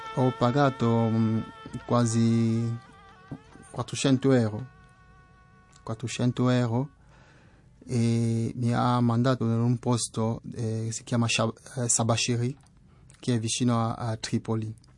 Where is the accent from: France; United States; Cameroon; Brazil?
Cameroon; West; Italian is a second language; moved away as an adult; also born or lived in Douala, Cameroon; now in Italy; Vengo da Camerun, che è un paese dell'Africa centrale. Ho vissuto in una città che si chiama Douala. Prima stavo nel mio villaggio all'ovest del paese